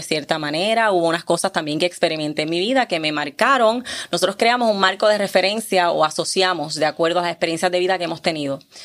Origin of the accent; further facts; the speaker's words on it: Puerto Rico; now in Caguas, Puerto Rico; sigo siendo de Calle, pero estoy viviendo en Caguas